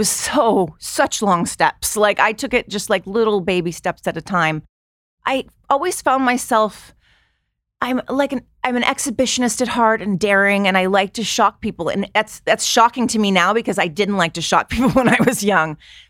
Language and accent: English; Long Beach, California, United States; Yes, I grew up in Long Beach, California.